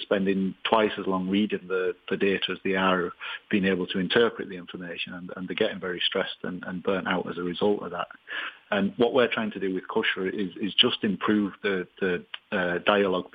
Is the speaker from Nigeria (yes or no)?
no; Leeds, Yorkshire and the Humber, United Kingdom; moved away as an adult; now in Ireland; I'm originally from Leeds, but I moved to Ireland in 1997